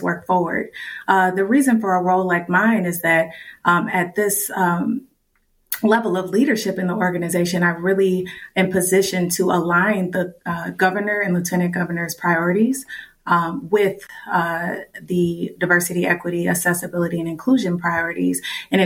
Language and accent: English; St. Paul, Minnesota, United States; I was born in St. Paul and raised in the Rondo and Frogtown communities.